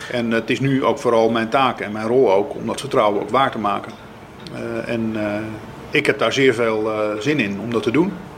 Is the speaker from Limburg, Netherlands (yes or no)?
no; Zuid-Kennemerland, North Holland, Netherlands; de regio waar ik vandaan kom, Zuid-Kennemerland, Eimond.